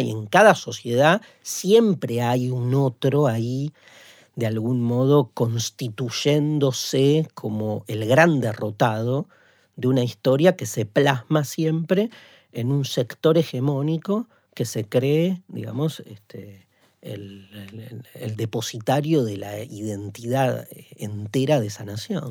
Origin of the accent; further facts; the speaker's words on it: Argentina; nuestro país